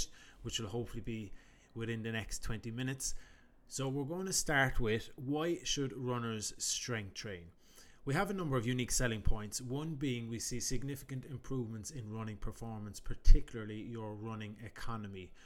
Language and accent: English; Ireland; also known as …